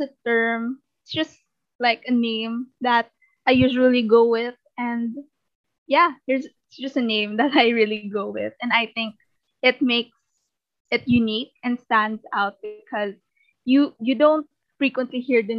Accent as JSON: {"language": "English", "country": "Philippines", "said": "I come all the way from the Philippines."}